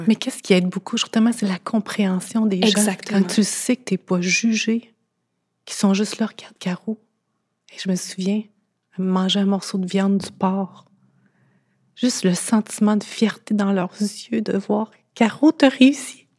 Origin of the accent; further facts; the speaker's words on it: Thetford Mines, Quebec, Canada; je viens de Thetford Mines